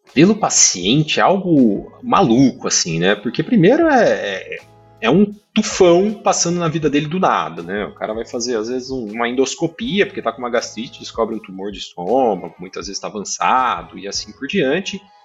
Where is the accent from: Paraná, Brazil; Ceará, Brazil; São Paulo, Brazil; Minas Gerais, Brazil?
Paraná, Brazil; Maringá; eu sou do, do, interior do Paraná, sou de Maringá, fiz a faculdade lá